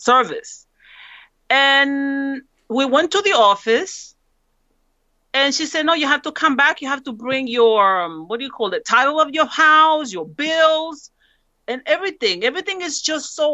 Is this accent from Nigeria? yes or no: no; San Pedro Sula, Cortés, Honduras; now in United States; I'm from San Pedro Sula. That's where the caravan came from.